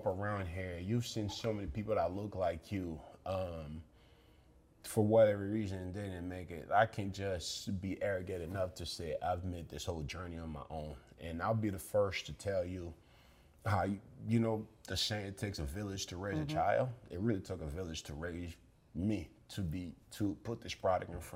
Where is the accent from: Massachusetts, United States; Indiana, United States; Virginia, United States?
Massachusetts, United States; Somerville; Growing up in Somerville